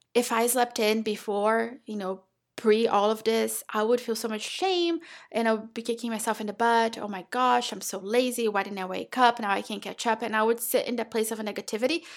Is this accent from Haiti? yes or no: no; Brazil; now in United States; I'm from Brazil